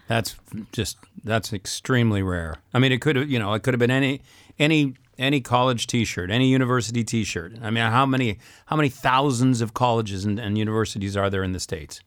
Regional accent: Saskatchewan, Canada; moved away; also born or lived in Montreal; I'm from Saskatchewan originally, and at the time spoke zero French

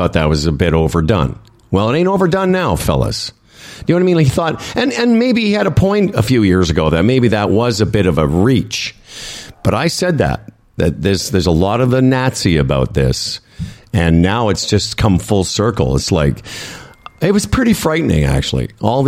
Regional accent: Canada; As a Canadian, I'm very embarrassed by the disrespect shown by the PM.

